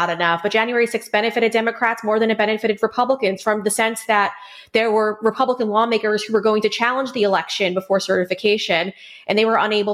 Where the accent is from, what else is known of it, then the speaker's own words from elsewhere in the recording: Huntington, New York, United States; I was raised in Huntington, New York with my six siblings.